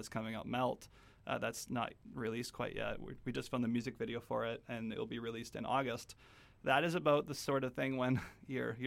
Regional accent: Kelowna, British Columbia, Canada; we grew up in Kelowna, so I went to the university campus of UBC, UBCO

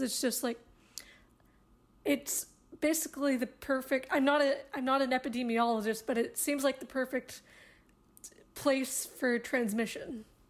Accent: United States; As an American

